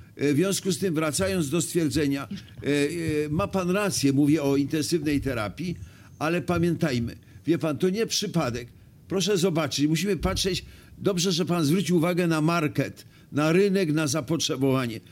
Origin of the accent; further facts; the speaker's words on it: Wrocław, Lower Silesian Voivodeship, Poland; jako wrocławianin